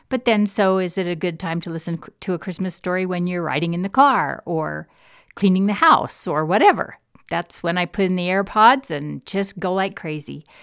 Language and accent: English; Midwest, United States; As a Midwesterner in a distinctly New England university, I was often teased about my accent and my lack of knowledge of all things Bostonian.